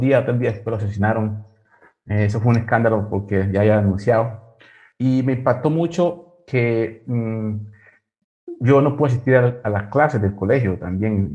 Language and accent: Spanish; Curvaradó, Chocó, Colombia; moved away as an adult; also born or lived in Vigía del Fuerte, Antioquia; now in Berlin, Germany; yo nací en Curvarado, viví en Vigía el Fuerte